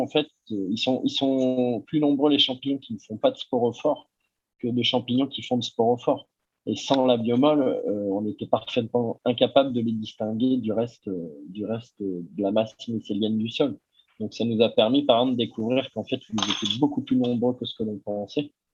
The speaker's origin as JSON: {"language": "French", "area": "Ardèche", "region": "Auvergne-Rhône-Alpes", "country": "France", "said": "je viens de Tardèche"}